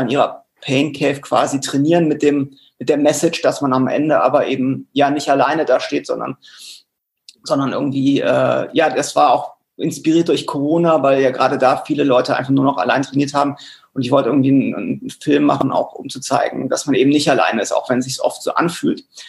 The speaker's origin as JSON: {"language": "German", "town": "Cologne", "region": "North Rhine-Westphalia", "country": "Germany", "said": "als Kölner"}